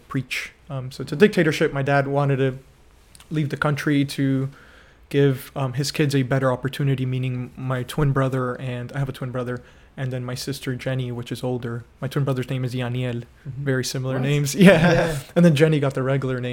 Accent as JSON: {"language": "English", "town": "Miami", "region": "Florida", "country": "United States", "tie": "born or raised there", "also_born_or_lived": "Remedios, Cuba", "moved": "as an adult", "lives_now": "Rockford, United States", "said": "I came to this country as a toddler. I was born in Cuba, and I lived most of my life in Miami, Florida"}